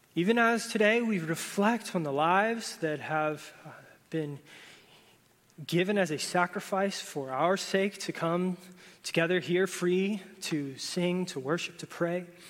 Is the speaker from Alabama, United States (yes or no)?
no; Florida, United States; moved away; I grew up in Florida